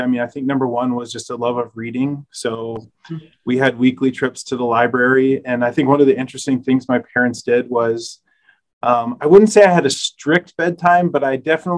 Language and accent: English; Minnesota, United States; I grew up in Minnesota. My parents moved there when I was five. So most of my memories of growing up are from Minnesota